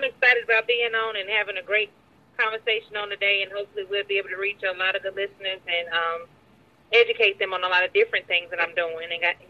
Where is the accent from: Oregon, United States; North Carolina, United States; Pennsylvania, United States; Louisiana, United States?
North Carolina, United States; Greensboro; now in Atlanta, United States; Yes, Greensboro, North Carolina.